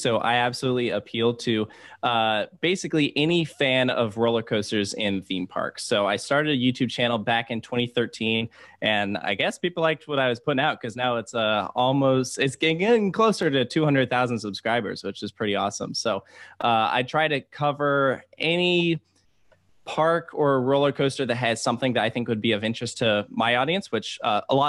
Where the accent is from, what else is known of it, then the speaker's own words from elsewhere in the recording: Virginia, United States; I grew up in Virginia